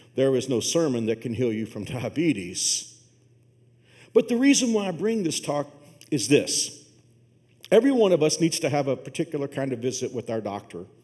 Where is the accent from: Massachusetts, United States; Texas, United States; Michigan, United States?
Texas, United States; Fort Worth; moved away; my hometown of Fort Worth